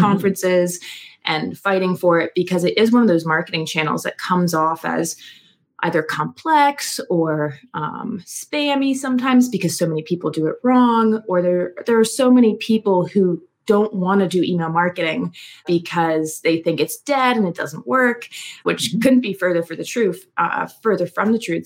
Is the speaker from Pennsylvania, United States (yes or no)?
yes; Philadelphia, Pennsylvania, United States; grew up in the Philadelphia, Pennsylvania suburbs.